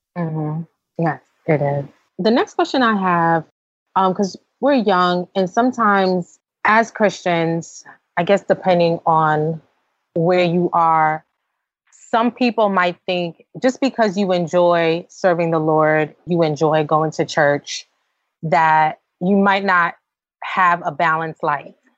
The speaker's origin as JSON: {"language": "English", "town": "New York City", "region": "New York", "country": "United States", "said": "we're from New York City"}